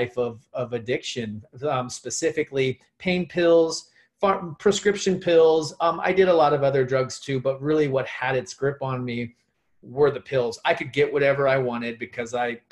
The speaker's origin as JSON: {"language": "English", "town": "Phoenix", "region": "Arizona", "country": "United States", "tie": "born or raised there", "said": "I grew up here in Phoenix, Arizona"}